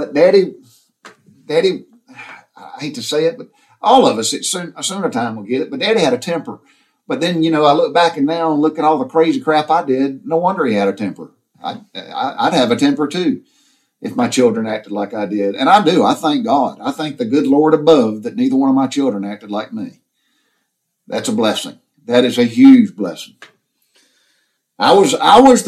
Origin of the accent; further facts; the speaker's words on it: Butler, Georgia, United States; growing up in the South during the 60s and 70s